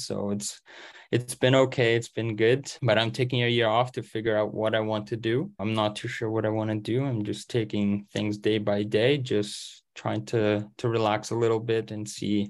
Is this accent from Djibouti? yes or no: no; Canada; English is a second language; moved away; So especially just because I came from Canada, I didn't know English and I had to go through that entire process first.